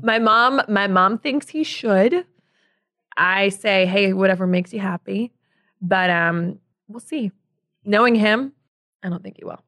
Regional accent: Chicago, Illinois, United States; moved away as an adult; also born or lived in Casper, Wyoming / New York; I grew up in the Southwest suburbs

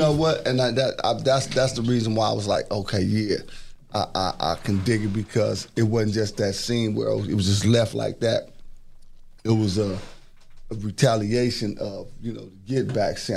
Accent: Los Angeles, California, United States; I grew up in South Central

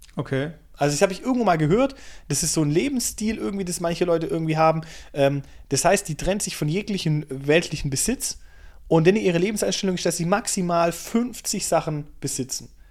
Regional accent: Germany; bei uns in Deutschland vor 80 Jahren

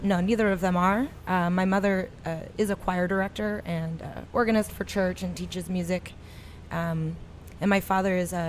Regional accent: Silver Spring, Maryland, United States; also born or lived in Frederick County, Maryland; I did a lot of my growing up in the D.C. area in Silver Spring, but I also am kind of... I'm from Western Maryland originally. Cumberland Valley and then Frederick County.

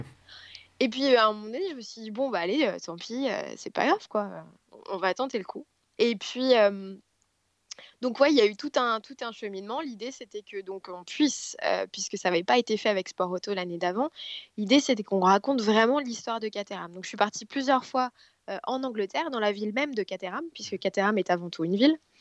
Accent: Paris, Île-de-France, France; je suis parisienne

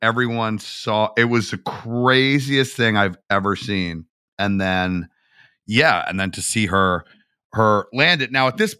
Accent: Atlanta, Georgia, United States; I'm from Atlanta

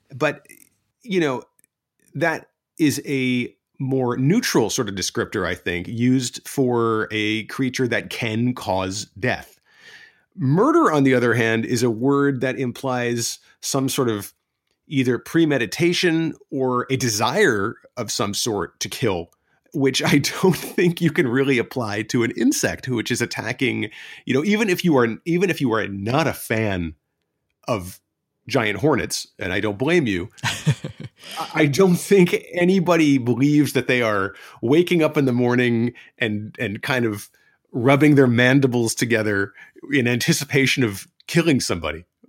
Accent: East Coast of the United States, United States; born or raised there; moved away as an adult; now in Tokyo, Japan

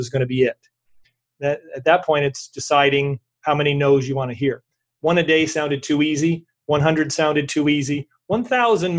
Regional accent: New York, United States; I'm from New York.

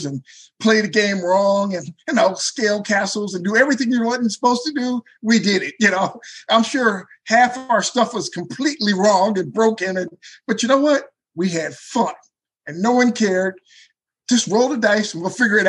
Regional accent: Benton Harbor, Michigan, United States; moved away as an adult; now in Davenport, United States; Originally, I'm from Benton Harbor, which is on the lake.

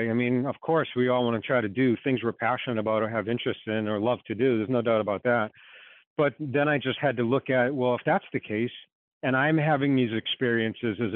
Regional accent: Boston, Massachusetts, United States; From Boston. Can you hear the accent?

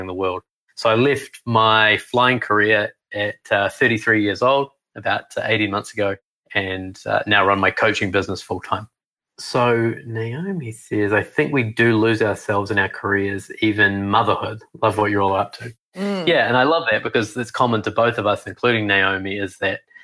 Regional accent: New Zealand; accent: New Zealand; moved away; I grew up in New Zealand

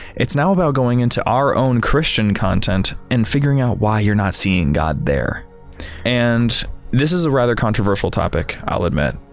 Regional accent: Ohio, United States; now in Chicago, United States; I'm from Ohio, you have to drive twenty minutes to get to the nearest church

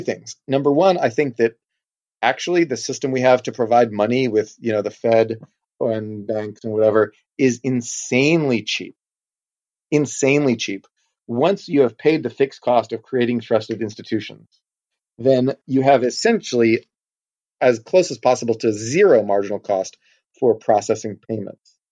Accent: Texas, United States; I am from Texas

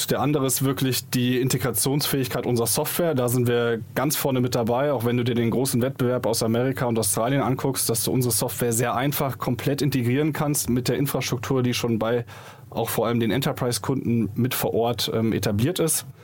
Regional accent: Munich, Bavaria, Germany; Ja, wir kommen ursprünglich aus München, hatten dann aber in Augsburg die Company gestartet

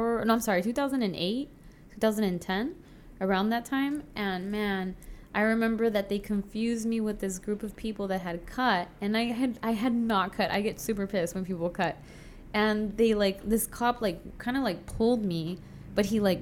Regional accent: Chula Vista, California, United States; moved away as an adult; also born or lived in Cuernavaca / Mexico City; now in Tijuana, Mexico; I grew up in Chula Vista.

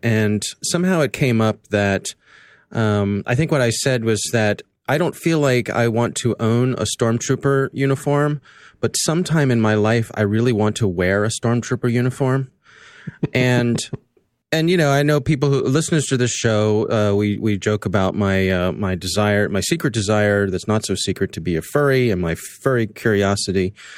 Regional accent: Columbia, Maryland, United States; right here in my town, in my hometown, in Columbia, Maryland

